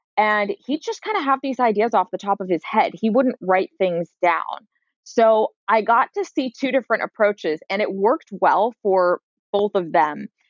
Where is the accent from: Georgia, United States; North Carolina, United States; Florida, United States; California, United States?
California, United States; San Francisco; I grew up in San Francisco proper.